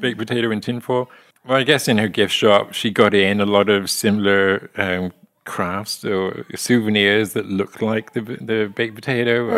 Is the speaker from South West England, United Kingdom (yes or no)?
yes; Lydney, South West England, United Kingdom; now in West Plains, United States; my hometown of Lydney in, uh, Gloucestershire